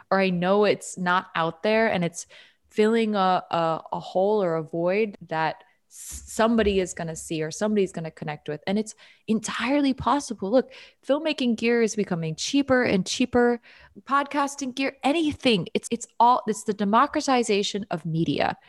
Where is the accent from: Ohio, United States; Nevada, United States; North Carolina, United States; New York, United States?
New York, United States; moved away as an adult; I'm from New York.